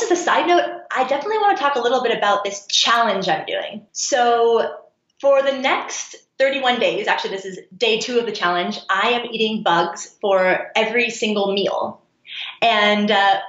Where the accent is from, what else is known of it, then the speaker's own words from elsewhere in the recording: Seattle, Washington, United States; moved away; I'm actually from Seattle